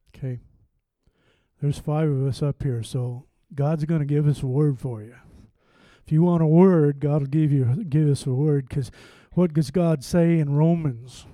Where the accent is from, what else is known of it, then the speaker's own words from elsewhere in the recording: Montana, United States; I'm from the West. Don't hold that for, against me. I'm from Montana.